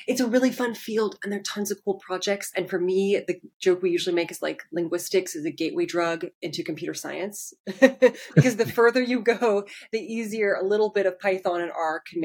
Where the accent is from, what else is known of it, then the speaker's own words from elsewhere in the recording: Portland, Oregon, United States; now in Seattle, United States; I'm originally from Portland, Oregon